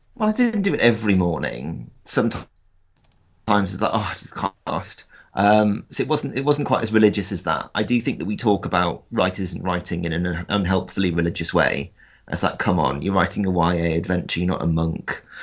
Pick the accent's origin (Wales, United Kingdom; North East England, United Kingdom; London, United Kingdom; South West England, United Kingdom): North East England, United Kingdom; South Shields; I grew up in South Shields, which is a, um, a co, which is a town on the North Sea coast